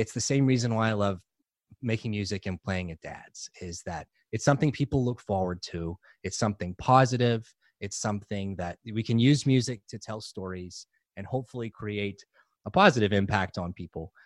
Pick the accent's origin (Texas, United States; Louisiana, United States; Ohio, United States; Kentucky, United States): Louisiana, United States; New Orleans; moved away; I grew up in New Orleans.